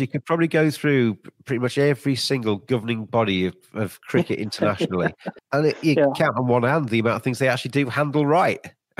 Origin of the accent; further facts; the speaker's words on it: England, United Kingdom; It's one of the most disappointing things as an Englishman